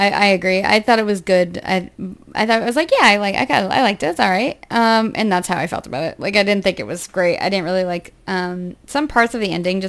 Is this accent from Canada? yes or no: no; United States; accent: American; my horrible American accent